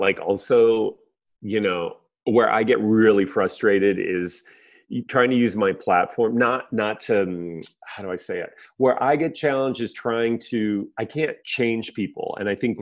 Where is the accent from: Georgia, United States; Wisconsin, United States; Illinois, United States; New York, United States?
Illinois, United States; the Midwest, near Chicago; I grew up in the Midwest, not far from Chicago